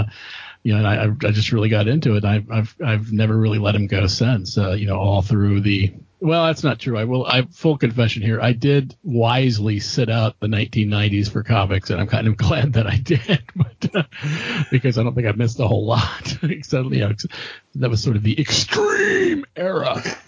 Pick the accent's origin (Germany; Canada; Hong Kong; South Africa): Germany; so I've been reading comics since the early 1970s when I was a young kid growing up in Germany.